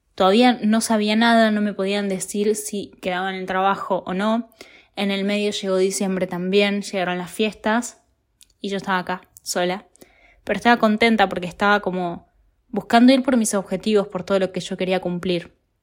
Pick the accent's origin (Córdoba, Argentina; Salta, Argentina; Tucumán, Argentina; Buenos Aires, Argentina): Buenos Aires, Argentina; moved away as an adult; now in Italy; vivo en Italia, soy argentina